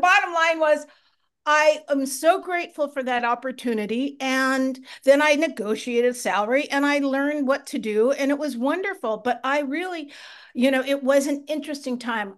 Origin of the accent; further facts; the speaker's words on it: Marin County, outside San Francisco, California, United States; I grew up in Marin County outside of San Francisco